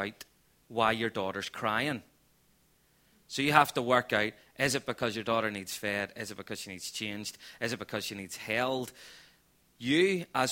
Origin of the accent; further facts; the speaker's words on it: Belfast, Northern Ireland, United Kingdom; moved away as an adult; now in Portadown, United Kingdom; We're originally from East Belfast, and we now just love living in Portadown in this county